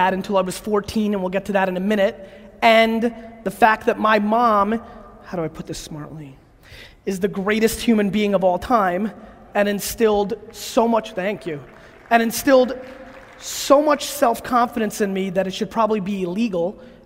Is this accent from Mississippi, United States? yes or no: no; New York, United States; born or raised there; also born or lived in Belarus